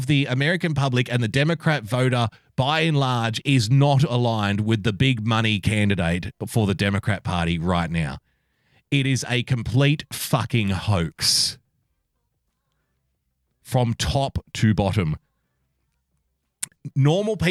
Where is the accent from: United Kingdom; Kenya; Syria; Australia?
Australia; born or raised there; accent: Australian